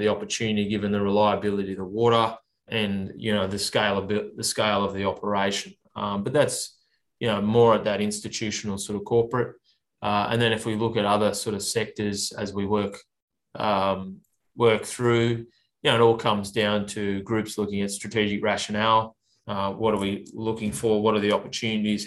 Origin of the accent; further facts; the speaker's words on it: Orange, New South Wales, Australia; now in Sydney, Australia; growing up in Orange, I spent a lot of time out there. Mum and dad, uh, my sisters are still out there.